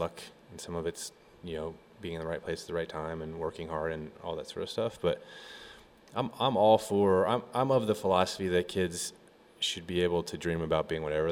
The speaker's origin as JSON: {"language": "English", "region": "Colorado", "country": "United States", "tie": "born or raised there", "said": "growing up in Colorado"}